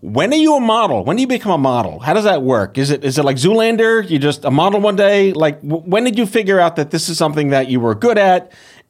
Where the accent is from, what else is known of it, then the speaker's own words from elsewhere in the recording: New York, United States; as a New Yorker